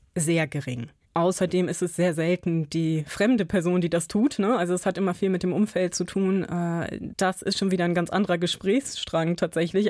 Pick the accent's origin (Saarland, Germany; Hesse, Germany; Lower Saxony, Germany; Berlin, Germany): Lower Saxony, Germany; Buxtehude; also born or lived in Spessart, Bavaria; ich bin auf dem Land aufgewachsen, in der Nähe von Hamburg